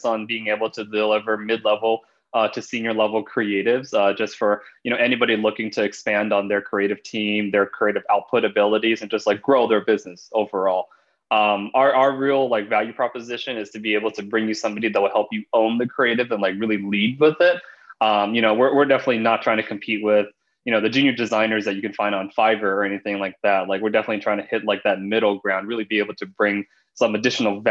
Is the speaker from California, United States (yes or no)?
yes; Los Angeles, California, United States; born or raised there